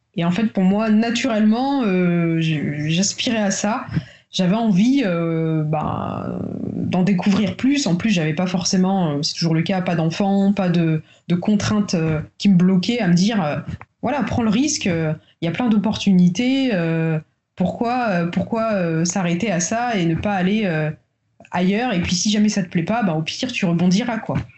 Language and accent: French; Paris, Île-de-France, France; moved away as an adult; also born or lived in Tours; now in Guadeloupe; je vis en Guadeloupe depuis 6 mois. Euh, j'ai toujours vécu sinon à Paris, entre Tours et Paris